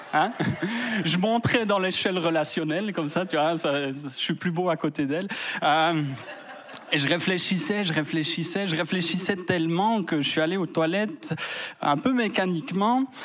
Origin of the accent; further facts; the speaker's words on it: Fribourg, Switzerland; je viens de Fribourg